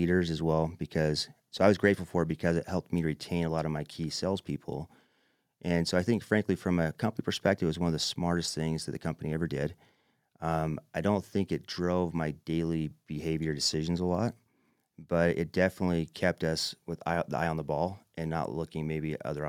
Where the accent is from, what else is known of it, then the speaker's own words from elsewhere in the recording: Manti, Utah, United States; I'm a kid from Manti